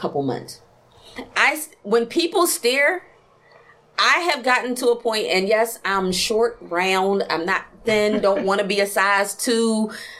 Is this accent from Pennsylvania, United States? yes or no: yes; Philadelphia, Pennsylvania, United States; I'm from Southwest Philadelphia